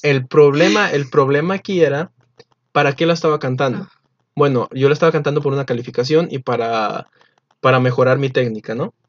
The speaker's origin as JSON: {"language": "Spanish", "country": "Mexico", "said": "Nosotros no somos israelitas, somos mexicanos"}